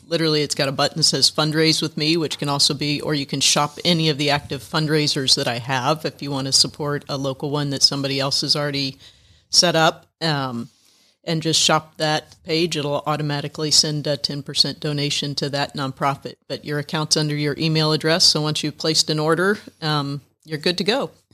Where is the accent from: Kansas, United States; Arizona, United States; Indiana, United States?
Indiana, United States; moved away as an adult; now in Atlanta, United States; I grew up in Indiana.